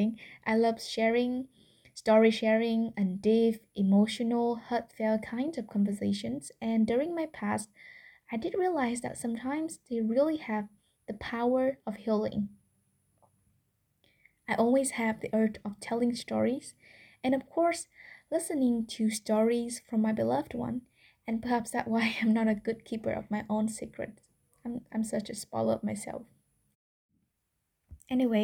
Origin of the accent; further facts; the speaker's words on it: Vietnam; first language Vietnamese; English is a second language; I'm speaking English instead of my mother tongue, Vietnamese